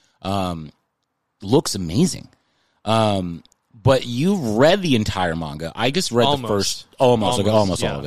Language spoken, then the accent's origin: English; San Antonio, Texas, United States; moved away as an adult; now in Los Angeles, United States; I grew up in Texas